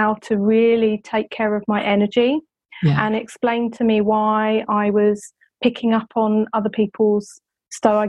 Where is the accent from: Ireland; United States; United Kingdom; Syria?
United Kingdom; England; being English